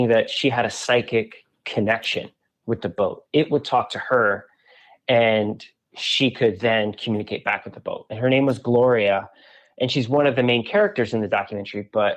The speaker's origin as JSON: {"language": "English", "region": "Southern Virginia", "country": "United States", "also_born_or_lived": "New York City / Michigan", "moved": "yes", "said": "I'm not from Michigan originally. I'm from Southern Virginia, but I was living in New York City"}